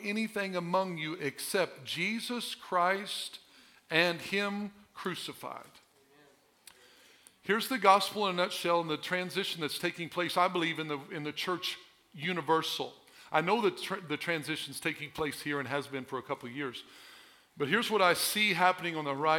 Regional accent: Southern Illinois, United States; I was born and raised in Southern Illinois

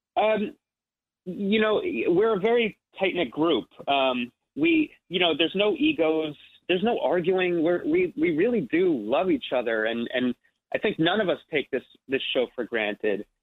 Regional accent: Ridgewood, New Jersey, United States; I'm from New Jersey, so I grew up like uh, I'm, I'm from Ridgewood, New Jersey, which is like 40 minutes outside the city

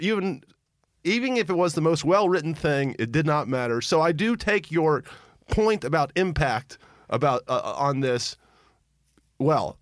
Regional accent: Memphis, Tennessee, United States; I remember being a little boy, uh, growing up in Memphis, Tennessee

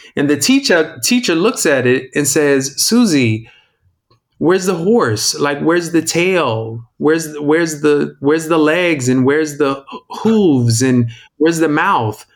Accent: Indianapolis, Indiana, United States; I'm from Indianapolis, Indiana

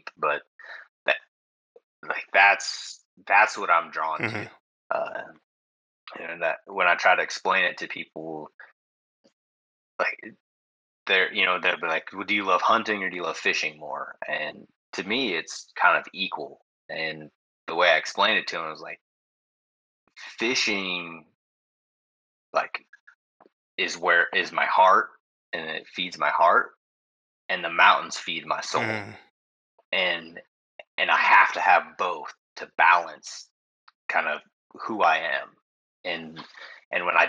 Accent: West Coast, still lives in Idaho, United States; I'm from the West Coast. I live in the Pacific Northwest

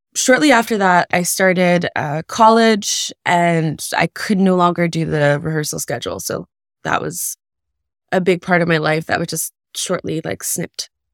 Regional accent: Kahnawake, Quebec, Canada; also born or lived in United States; I was born in the States, but I was raised in Ganawage, which is a Mohawk reserve just outside of Montreal

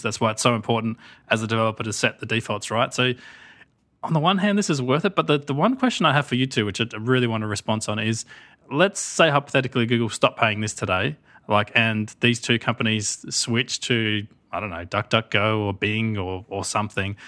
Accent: Australia; as an Australian, so as the only non-American here

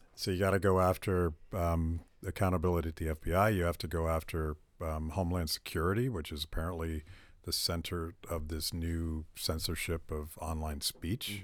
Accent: Pittsburgh, Pennsylvania, United States; And I'm from Pennsylvania, and I I know how that plays, particularly in Pittsburgh, where, where I'm from.

